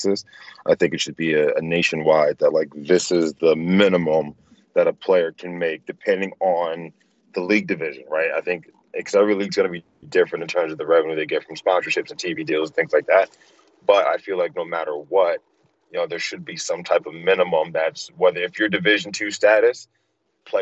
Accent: Delaware, United States; moved away; I'm from Delaware

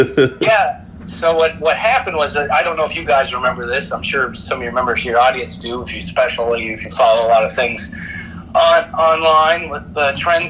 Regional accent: Los Angeles, California, United States; I grew up in Los Angeles with the three-peat Lakers.

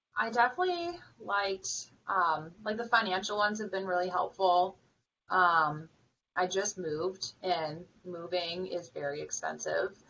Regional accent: Vermont, United States; moved away; I'm from Vermont

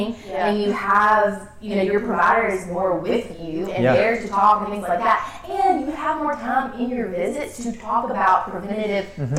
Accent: the South, United States; We were raised in the South

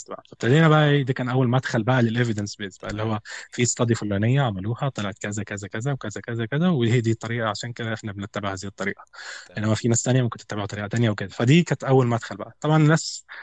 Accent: Egypt; فبقول له انا من مصر وانت منين؟

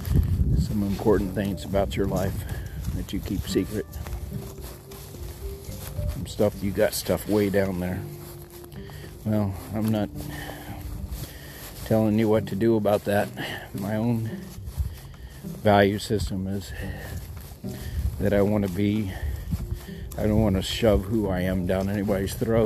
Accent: Texas, United States

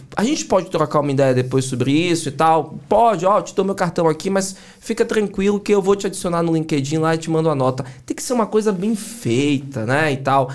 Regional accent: Salvador, Bahia, Brazil; accent: Bahian; moved away; also born or lived in São Paulo; Sou baiano de Salvador, né? Dá pra perceber pelo sotaque

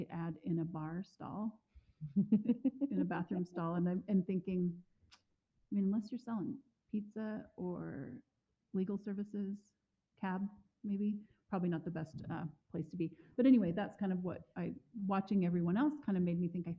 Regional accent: West Coast, United States; now in Missoula, United States; I am from the West Coast

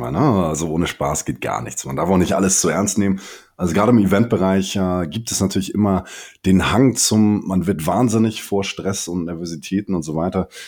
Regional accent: Hamburg, Germany; mein Vater kommt aus dem äh, Senegal, meine Mutter hier aus Hamburg. Ich bin in Hamburg aufgewachsen und geboren

